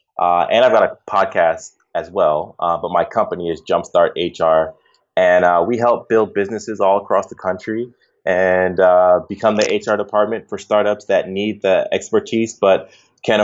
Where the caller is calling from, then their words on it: Baltimore, Maryland, United States; I am coming from Baltimore, Maryland right now.